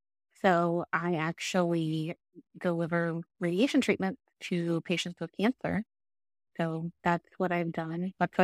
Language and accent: English; Broken Arrow, Oklahoma, United States; So I grew up in Broken Arrow. My parents still live in the same house that I grew up in, a couple miles from us, and lived there my whole life.